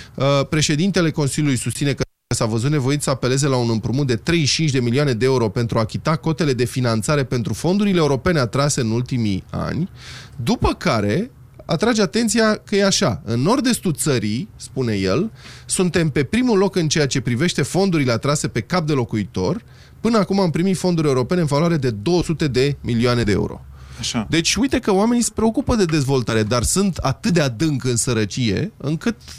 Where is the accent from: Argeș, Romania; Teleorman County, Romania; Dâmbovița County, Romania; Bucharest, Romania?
Bucharest, Romania; eu sunt bucureștean jet beget